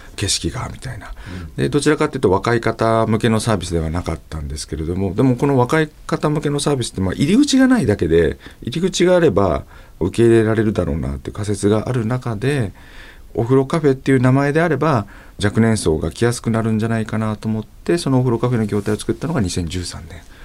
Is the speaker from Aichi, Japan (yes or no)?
no; Saitama, Japan; 埼玉県出身なので温泉地ではないですね